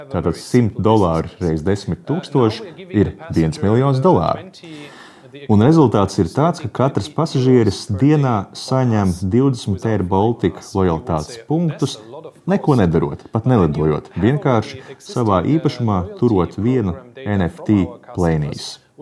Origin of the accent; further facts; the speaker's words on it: Germany; Es esmu vācietis